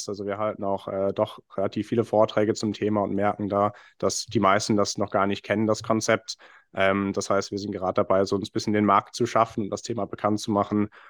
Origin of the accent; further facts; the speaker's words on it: Bristol, South West England, United Kingdom; German is a second language; now in Cologne, Germany; gebürtig äh, komme ich aus Bristol, aus England, äh, bin dort geboren und aufgewachsen vor etwa 20 Jahren nach Deutschland gekommen, deswegen hört man es mir meistens nicht an.